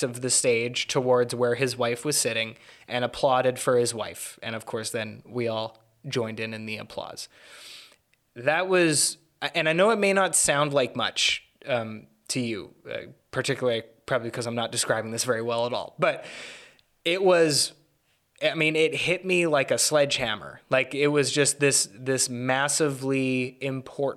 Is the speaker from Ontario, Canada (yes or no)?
no; Vancouver, British Columbia, Canada; I'm Canadian. I was born in 1996, little time after the war ended. You know, from a fairly liberal place, you know, Vancouver